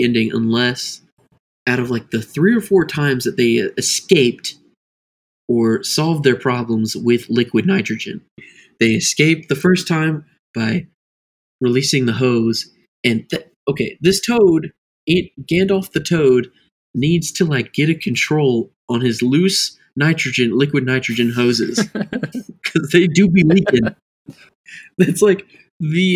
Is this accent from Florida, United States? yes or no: yes; Florida, United States